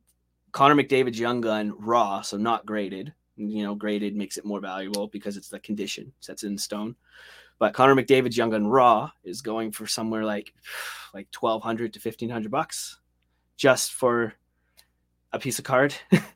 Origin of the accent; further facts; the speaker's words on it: Saint John, New Brunswick, Canada; Yeah, we're from St. John, New Brunswick.